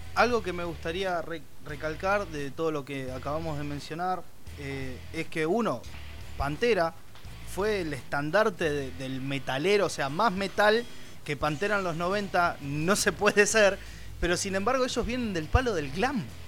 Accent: Buenos Aires, Argentina; nosotros los tres somos, somos de Buenos Aires, de Argentina

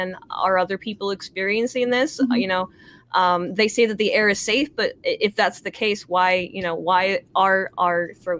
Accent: near East Palestine, Ohio, United States; we've lived here our entire lives. And, you know, even though I'm not from East Palestine, that's just the town up the street

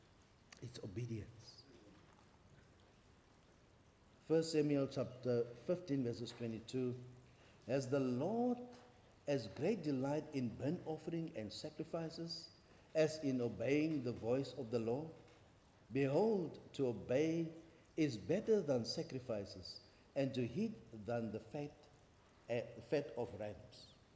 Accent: Kimberley, Northern Cape, South Africa; now in Cape Town, South Africa; I'm from Kimberley.

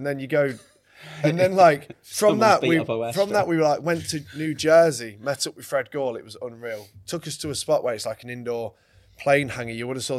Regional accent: England, United Kingdom; I'm from England, mate.

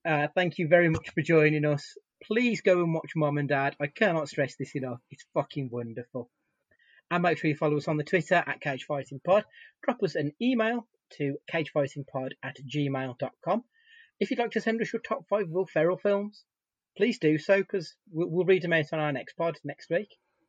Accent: Dudley, West Midlands, United Kingdom; accent: Dudley; my Dudley accent.

